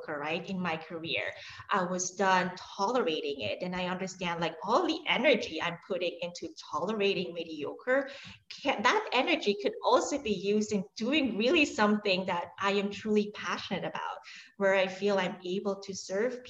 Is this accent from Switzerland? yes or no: yes; Switzerland; now in New York, United States; I'm actually Swiss. So I was born and raised in Switzerland.